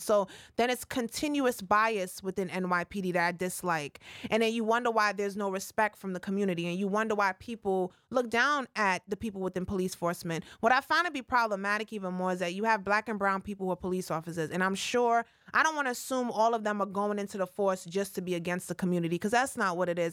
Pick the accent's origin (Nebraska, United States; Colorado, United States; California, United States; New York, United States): New York, United States; New York City; I'm from the Bronx, born and raised uptown.